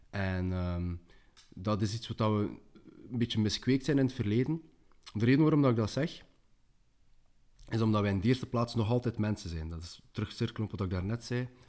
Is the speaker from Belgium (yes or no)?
yes; West Flanders, Belgium; Uh, je komt zelf uit West-Vlaanderen, ik kom ook uit West-Vlaanderen, dat merkt u niet meer aan mijn dialect